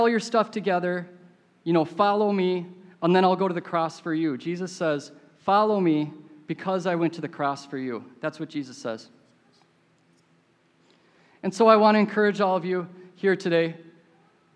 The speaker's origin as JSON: {"language": "English", "town": "Minneapolis", "region": "Minnesota", "country": "United States", "tie": "born or raised there", "said": "I grew up in Minneapolis"}